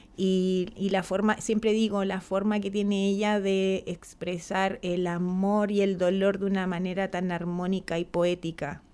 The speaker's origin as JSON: {"language": "Spanish", "town": "San Clemente", "region": "Maule", "country": "Chile", "said": "mi pueblo, San Clemente, es un espacio bastante que se caracteriza por, la mujer temporera que trabaja el campo"}